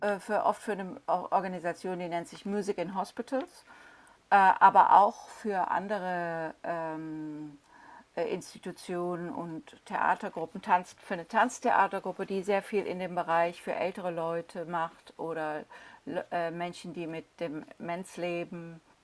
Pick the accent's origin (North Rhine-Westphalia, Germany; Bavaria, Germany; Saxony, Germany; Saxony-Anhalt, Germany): North Rhine-Westphalia, Germany; Cologne; now in London, United Kingdom; Ich komme ja aus Köln